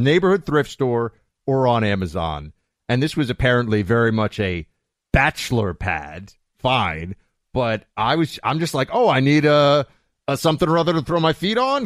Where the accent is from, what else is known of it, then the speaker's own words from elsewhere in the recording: New York, United States; I'm a New Yorker